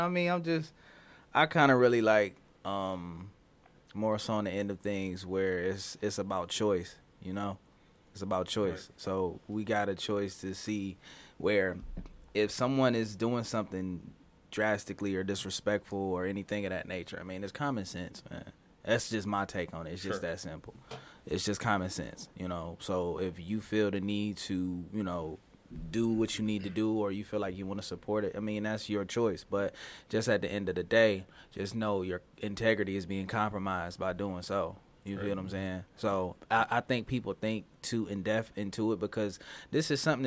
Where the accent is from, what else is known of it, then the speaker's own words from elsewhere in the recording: Detroit, Michigan, United States; from Detroit, Michigan